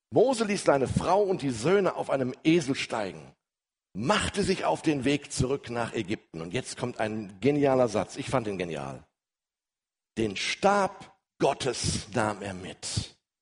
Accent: Ruhr area, North Rhine-Westphalia, Germany; wie man so bei uns im Ruhrgebiet sagt

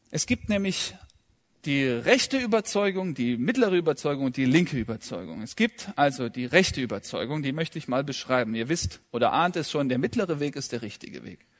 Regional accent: Kazakhstan; born there; Ja, ich bin ja in Kasachstan geboren und das war im Februar, am 18. und da lag viel Schnee

